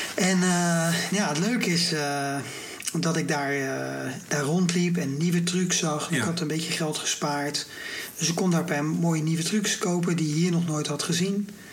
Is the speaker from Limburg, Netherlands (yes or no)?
no; Rotterdam, South Holland, Netherlands; also born or lived in Barendrecht; ik ben toch echt opgegroeid in Rotterdam-Zuid, in de wijk Feyenoord